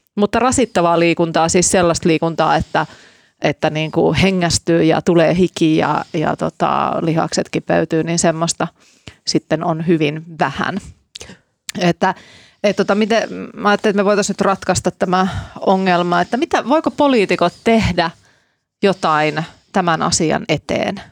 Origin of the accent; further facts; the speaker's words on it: Laukaa, Central Finland, Finland; mä oon kotoisin sieltä Laukaasta